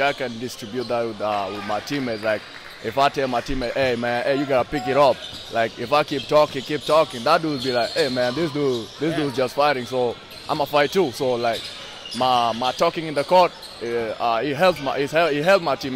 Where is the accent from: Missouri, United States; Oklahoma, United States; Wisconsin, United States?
Missouri, United States; St. Louis; I'm from St. Louis.